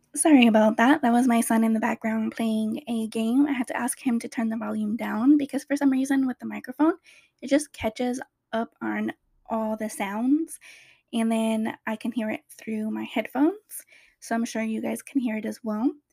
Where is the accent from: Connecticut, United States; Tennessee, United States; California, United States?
California, United States; Riverside, Orange County; I moved from Riverside all the way to Orange County